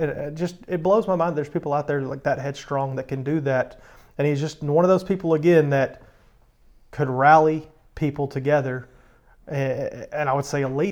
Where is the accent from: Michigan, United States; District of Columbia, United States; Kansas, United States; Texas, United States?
Texas, United States; Longview; moved away; I'm from Longview, Texas